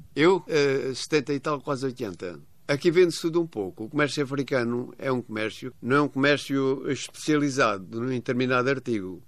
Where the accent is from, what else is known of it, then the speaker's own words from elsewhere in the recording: São Tomé & Príncipe; Eu vou continuar em São Tomé, claro que é a minha terra, foi a terra que me criou